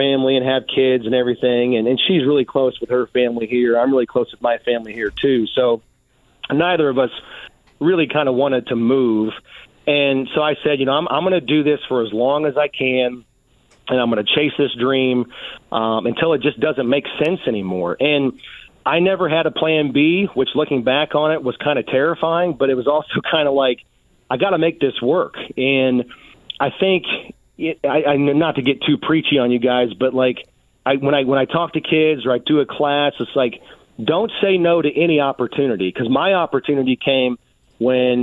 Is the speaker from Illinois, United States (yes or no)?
no; Indianapolis, Indiana, United States; I grew up here. I grew up on the South Side, grew up watching the Colts